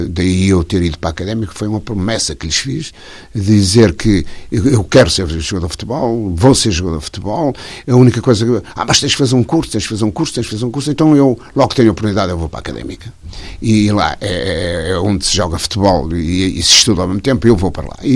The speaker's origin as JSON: {"language": "Portuguese", "town": "Amarante", "region": "North", "country": "Portugal", "tie": "born or raised there", "said": "Na minha terra. A minha mulher de lá e eu de lá e tal."}